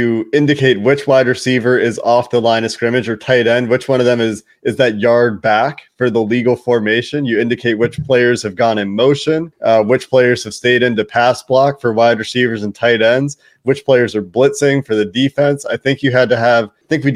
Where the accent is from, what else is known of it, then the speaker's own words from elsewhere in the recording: Cincinnati, Ohio, United States; moved away; I grew up in Cincinnati and became a Bengals fan because I grew up in Cincinnati